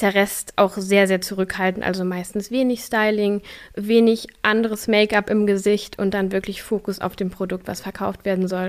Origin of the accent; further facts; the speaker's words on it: a village near Kassel, Hesse, Germany; also born or lived in Austria / Göttingen; now in Berlin, Germany; ich bin auf einem Dorf in der Nähe von Kassel groß geworden